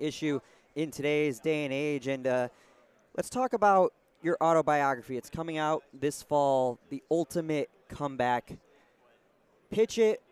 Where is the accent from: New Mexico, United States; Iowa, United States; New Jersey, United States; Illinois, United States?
Illinois, United States; Chicago; speaking as a Chicagoan